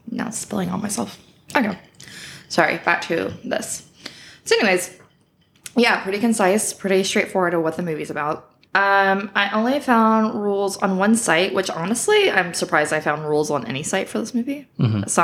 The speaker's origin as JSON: {"language": "English", "town": "Fairhope", "region": "Alabama", "country": "United States", "tie": "born or raised there", "said": "But I thought that since I am from Alabama, um, I would choose a good movie that was filmed in my hometown, mm-hmm."}